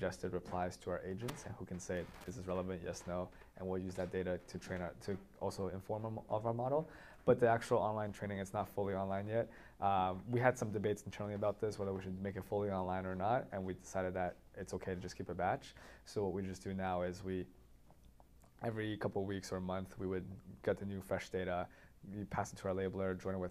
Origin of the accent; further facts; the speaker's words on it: Toronto, Ontario, Canada; also born or lived in San Francisco, United States / Waterloo, Canada; I grew up mostly in Toronto, and I went to Waterloo as well.